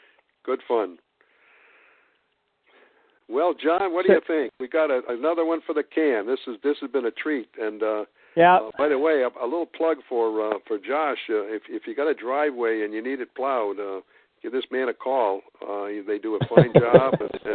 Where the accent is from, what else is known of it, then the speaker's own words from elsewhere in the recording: Boston, Massachusetts, United States; Hey, I came from Boston.